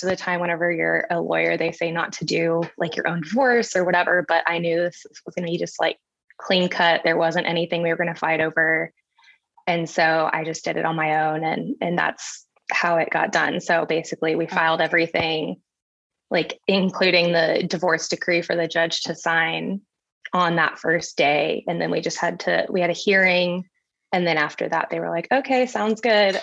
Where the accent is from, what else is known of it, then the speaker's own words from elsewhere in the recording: San Antonio, Texas, United States; also born or lived in Colorado; now in Austin, United States; I'm from San Antonio, but I live in Austin, Texas now